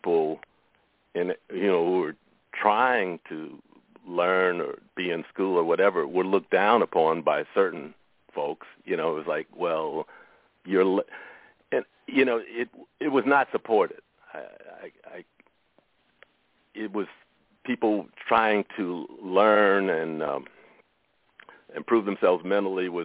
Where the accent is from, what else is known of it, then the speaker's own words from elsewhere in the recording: Chicago, Illinois, United States; moved away as an adult; also born or lived in San Francisco, California; now in San Francisco Bay Area, United States; I grew up in Chicago, but I was born in San Francisco, and my whole adult life has been out here